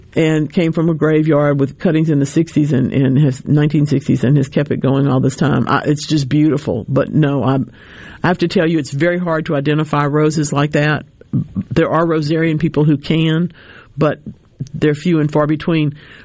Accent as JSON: {"language": "English", "region": "North Louisiana", "country": "United States", "tie": "born or raised there", "said": "I grew up in North Louisiana."}